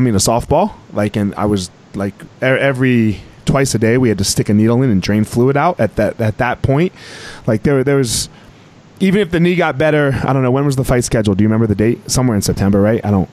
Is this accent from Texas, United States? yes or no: no; Colorado, United States; my home state of Colorado